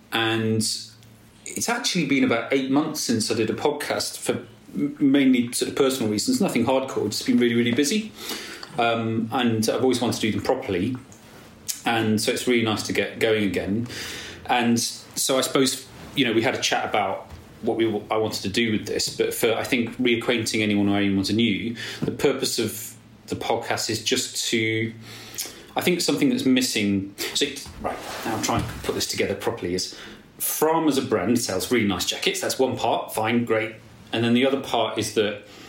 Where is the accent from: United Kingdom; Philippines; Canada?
United Kingdom; England; particularly being English, a lot of social barriers and this apologetic thing.